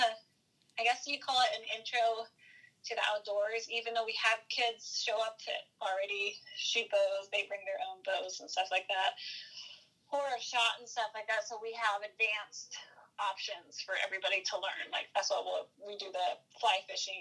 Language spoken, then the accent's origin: English; Coos Bay, Oregon, United States; also born or lived in Kodiak, Alaska; now in Virginia Beach, United States; I grew up in Coos Bay